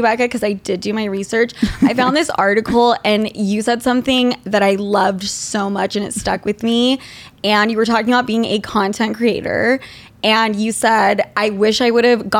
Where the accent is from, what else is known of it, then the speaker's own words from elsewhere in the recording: Utah, United States; now in New York City, United States; I'm from Utah.